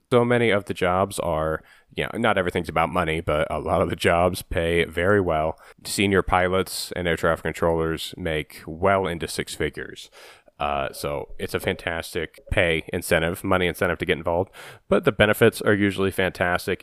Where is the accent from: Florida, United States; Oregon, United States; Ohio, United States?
Ohio, United States; I'm from Ohio, and my parents would take me to, uh, Wright Patterson Air Force Base in Dayton